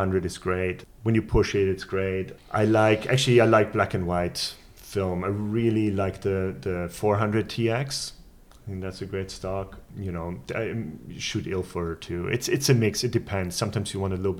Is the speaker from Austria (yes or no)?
yes; Vienna, Austria; I grew up in Vienna